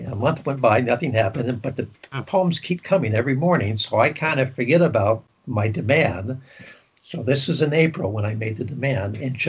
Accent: Greece; born there; But when I was born in Greece

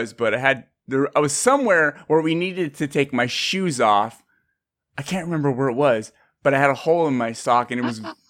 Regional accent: Bay Area, California, United States; I'm actually from the Bay Area.

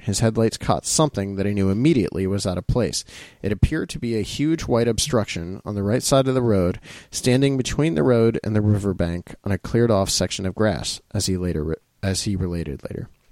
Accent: Ohio, United States; growing up in Ohio

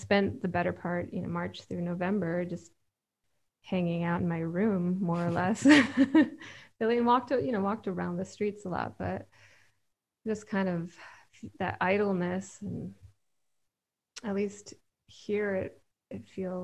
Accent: Michigan, United States; moved away as an adult; also born or lived in Philadelphia; I grew up in Michigan, but about 2 hours south of where I am now

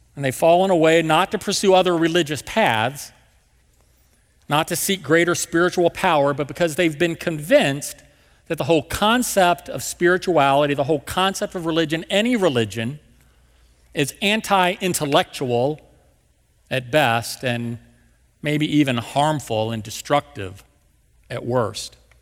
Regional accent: West Virginia, United States; also born or lived in Marietta, Georgia; now in St. Louis, United States; my dad had Lowe's back in my hometown in West Virginia

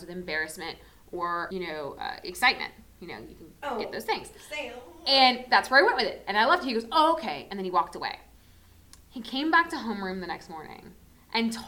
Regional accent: South Florida, United States; I'm from South Florida. I'm from a big city.

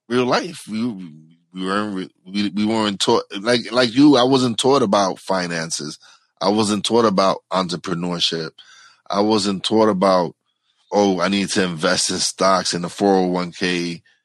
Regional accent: New York City, New York, United States; I was raised in New York City, Brooklyn

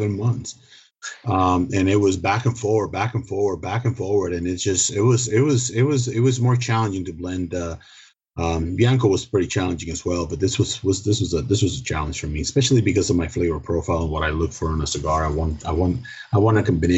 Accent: Dominican Republic; first language Spanish; English is a second language; moved away; I am originally from the Dominican Republic

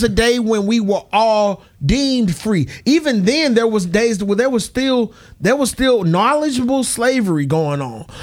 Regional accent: United States; I'm an American.

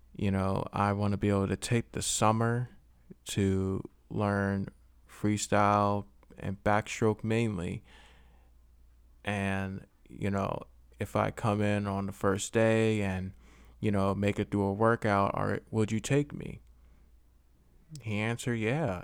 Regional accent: Philadelphia, Pennsylvania, United States; I am from Philly

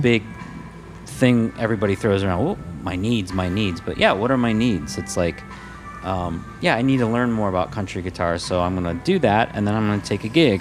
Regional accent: Midwest, United States; also born or lived in Los Angeles, California; now in Minnesota, United States; I'm from the Midwest. I work hard

